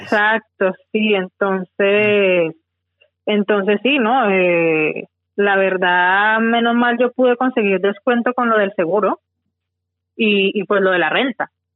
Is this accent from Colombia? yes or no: yes; Tuluá, Valle del Cauca, Colombia; moved away as an adult; now in Australia; yo soy de, de Tuluá, Valle, eh, de Colombia. Eh, llevo aquí en Australia ya mm, ocho años viviendo aquí.